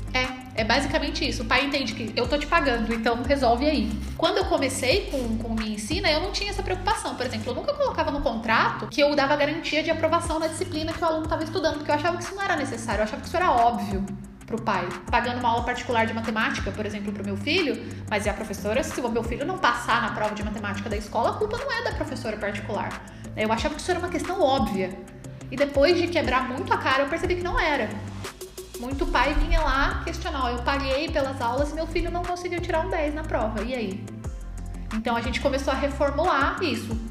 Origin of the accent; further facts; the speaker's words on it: Taubaté, São Paulo, Brazil; eu voltei para minha cidade, que eu sou de Taubaté, cidade da grávida